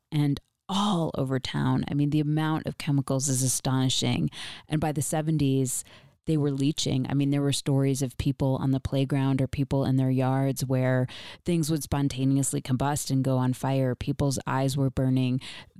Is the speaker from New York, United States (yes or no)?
yes; Rochester, New York, United States; I grew up in Rochester, so I grew up an hour away.